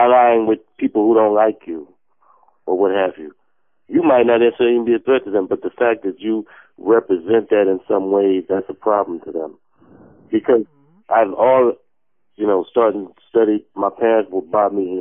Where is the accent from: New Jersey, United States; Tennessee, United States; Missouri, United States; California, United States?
New Jersey, United States; also born or lived in New York; I'm from New York and I was raised in Jersey.